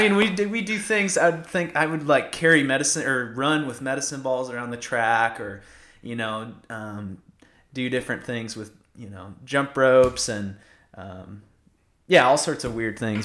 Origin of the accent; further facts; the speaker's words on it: Iowa, United States; now in College Station, United States; I'm, I'm from Iowa, uh, grew up in Iowa